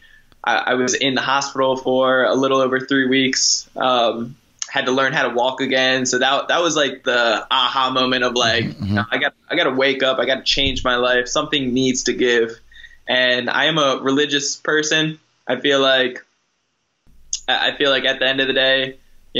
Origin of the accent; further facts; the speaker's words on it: New Jersey, United States; moved away as an adult; now in San Diego, United States; I'm originally from New Jersey